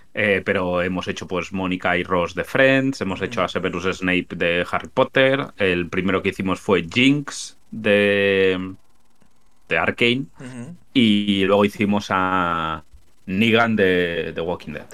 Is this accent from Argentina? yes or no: no; Spain; accent: Spanish; yo soy español. a mí el acento de españolazo no me lo quitas.